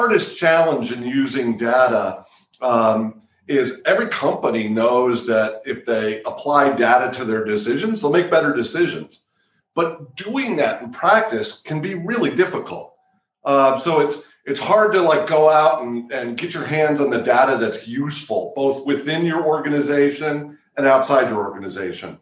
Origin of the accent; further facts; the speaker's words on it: Wisconsin, United States; I grew up in Wisconsin